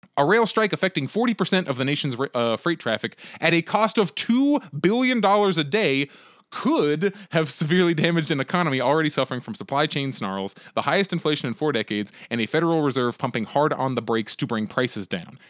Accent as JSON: {"language": "English", "region": "Pennsylvania", "country": "United States", "tie": "born or raised there", "moved": "yes", "said": "I'm originally from Pennsylvania, and I speak to very, very few people who are from my like high school and elementary schools"}